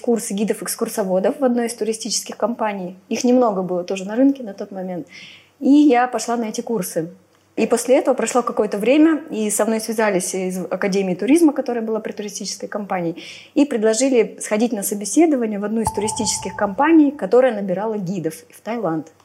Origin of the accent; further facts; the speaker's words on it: Novosibirsk, Novosibirsk Oblast, Russia; moved away as an adult; now in Phuket, Thailand; я из Новосибирска